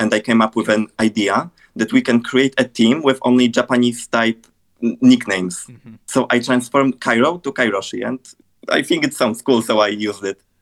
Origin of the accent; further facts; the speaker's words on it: Poland; I'm a music producer, graphic designer, and a YouTuber from Poland.